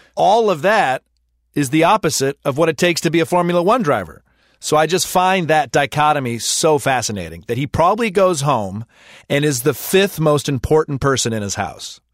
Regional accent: United States; as an American, a Western

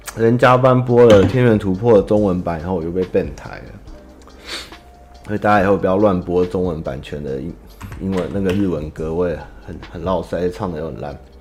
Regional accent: Taiwan; 我爸那边是从江苏转进过来的中国人，然后我是第三代，然后我妈他们是，是新一，台南人跟九份人结婚生下来的，但是应该原本也都是中国人啊，对啊，我们都是中国人干出来的，但是最终就是还是都是台湾人，在哪里出生我就是哪里人

